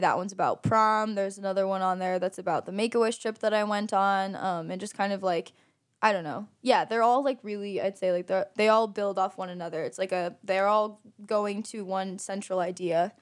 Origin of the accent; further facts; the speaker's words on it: Aurora, Illinois, United States; now in Geneva, United States; Aurora, Illinois